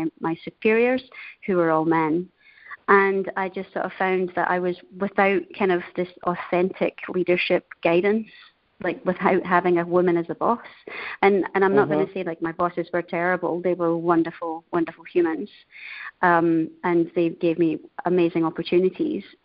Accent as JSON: {"language": "English", "town": "Denny", "region": "Scotland", "country": "United Kingdom", "also_born_or_lived": "Asia", "moved": "as an adult", "lives_now": "Treviso, Italy", "said": "I'm originally from Scotland, a tiny little town called Denny. And I'm calling today from a beautiful town in North Italy called Treviso."}